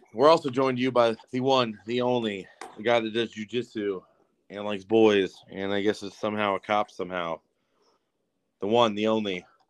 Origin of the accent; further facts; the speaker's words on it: San Bernardino, California, United States; I grew up in Cali, like I grew up in San Bernardino, and we it was pretty gang ridden